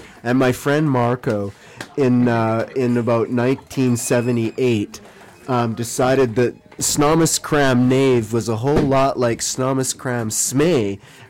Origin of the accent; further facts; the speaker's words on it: Prince George, British Columbia, Canada; now in Vancouver, Canada; we are from Prince George.